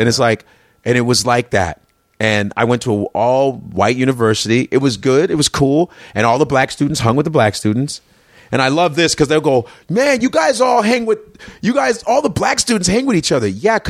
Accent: Chicago, Illinois, United States; I grew up in Uptown. Uptown in Chicago is the most integrated area in Chicago. It's all immigrants. I had friends from Russia, Poland, Korea, Africa, Ethiopia, Nigeria, being Nigerian, Yugoslavia. That's why I knew Yugoslavian words.

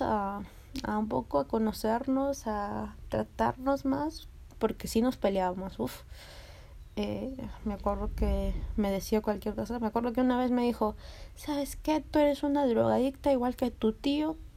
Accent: Lima, Peru; yo soy de Lince.

